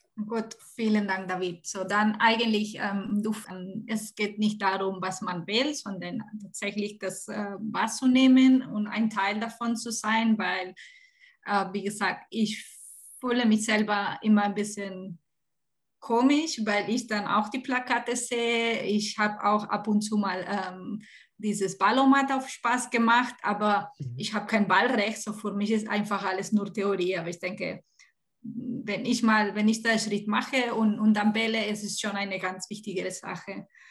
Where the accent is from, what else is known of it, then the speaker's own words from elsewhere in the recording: Barcelona, Catalonia, Spain; German is a second language; now in Stuttgart, Germany; ich komme aus Barcelona, mein Mann ist komme aus Deutschland